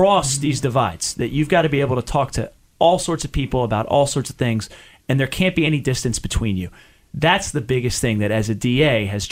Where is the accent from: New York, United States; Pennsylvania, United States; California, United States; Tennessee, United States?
Pennsylvania, United States; Chester County; I grew up in Chester County, kind of just outside of the district